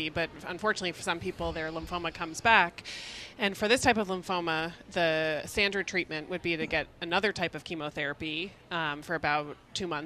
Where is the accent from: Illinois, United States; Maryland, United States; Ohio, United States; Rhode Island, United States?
Rhode Island, United States; Warwick; Warwick, yes. Rhode Island.